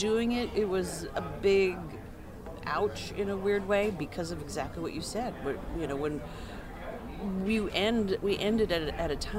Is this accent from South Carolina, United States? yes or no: no; California, United States; moved away; also born or lived in New York; I grew up in California.